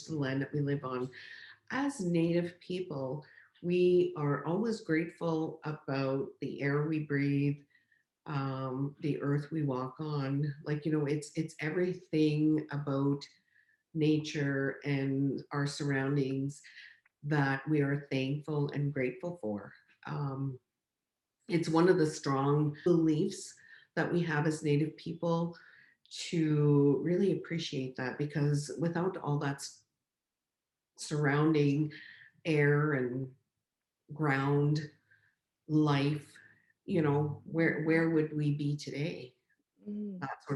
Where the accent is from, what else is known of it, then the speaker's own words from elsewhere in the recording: Chapleau, Ontario, Canada; moved away as an adult; now in Sault Ste. Marie, Canada; I was born and raised in Chapleau